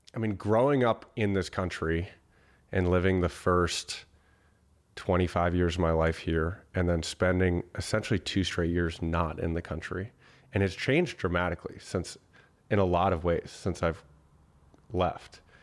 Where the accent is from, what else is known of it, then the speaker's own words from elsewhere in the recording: Boston, Massachusetts, United States; moved away; also born or lived in Austin / Bali; I grew up in Boston